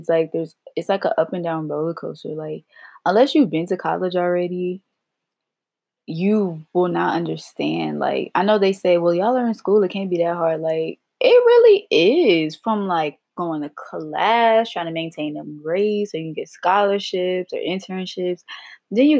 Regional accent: Los Angeles, California, United States; moved away as an adult; also born or lived in Virginia; I'm from Los Angeles, California

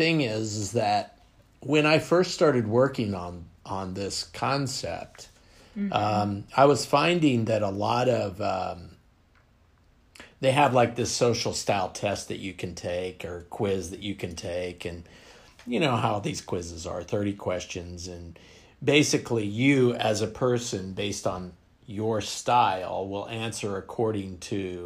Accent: Western Kansas, United States; moved away; I'm from Kansas

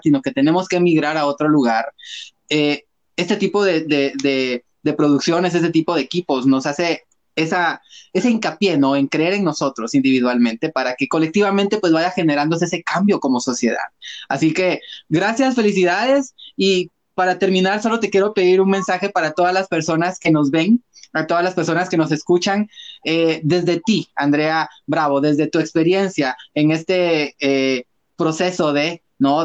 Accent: Guatemala; como guatemaltecos

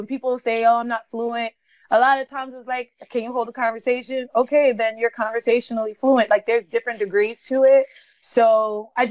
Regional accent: New York City, New York, United States; first language English; also born or lived in Bushwick; I'm originally from Brooklyn, New York

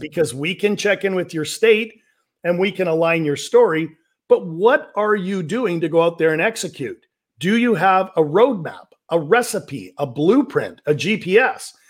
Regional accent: Vancouver, British Columbia, Canada; I'm from Vancouver, British Columbia, Canada

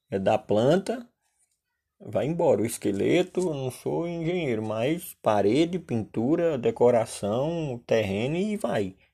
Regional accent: Solânea, Paraíba, Brazil; Quem mora no Nordeste, que nem eu sou natural de Solânia

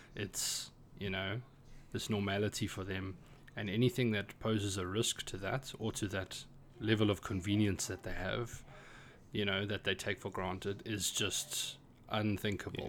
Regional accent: South Africa; moved away as an adult; now in Ireland; I am a South African, but I live and work in Ireland.

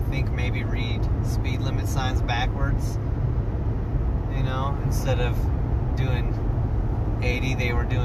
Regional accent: Colorado, United States; I grew up in Colorado, you know, for 32 of those years

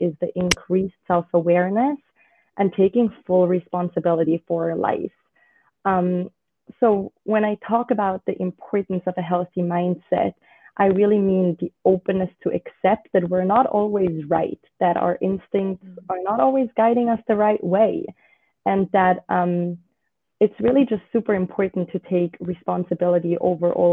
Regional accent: Switzerland; also born or lived in United Kingdom / United States / Australia; now in Israel; I was born and raised in Switzerland

